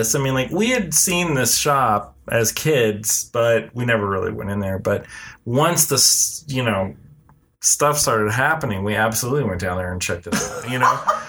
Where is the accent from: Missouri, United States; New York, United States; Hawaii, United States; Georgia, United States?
Missouri, United States; Kansas City; I grew up in Kansas City, Missouri.